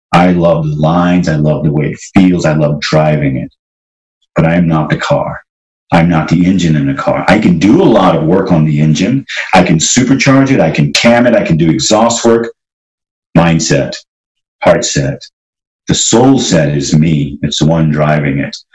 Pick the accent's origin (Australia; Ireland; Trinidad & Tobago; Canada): Trinidad & Tobago; grew up in Trinidad